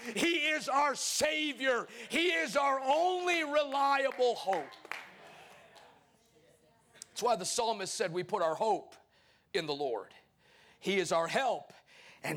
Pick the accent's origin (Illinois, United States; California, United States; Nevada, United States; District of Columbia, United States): Illinois, United States; Chicago; now in Arkansas, United States; I'm just a short preacher, originally from Chicago, but born, now spiritually born and bred in Arkansas